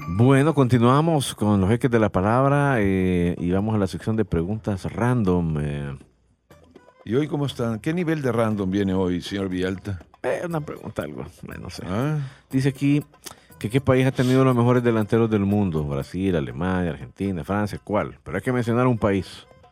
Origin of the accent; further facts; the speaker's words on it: El Salvador; como salvadoreños bayunco que somos